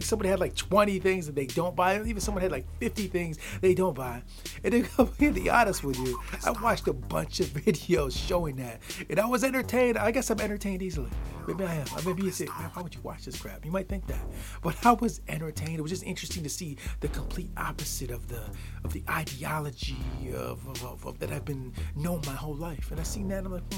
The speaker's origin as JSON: {"language": "English", "region": "the Midwest of the United States", "country": "United States", "tie": "born or raised there", "said": "I grew up in the Midwest of the United States. I still am in the Midwest of the United States."}